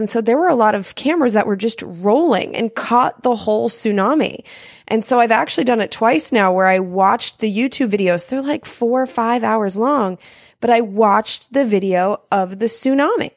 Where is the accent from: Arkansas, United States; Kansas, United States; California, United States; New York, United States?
California, United States; also born or lived in Denver, Colorado; I'm a Californian is where mm-hmm. I was mm-hmm. raised from the time I was six until like basically now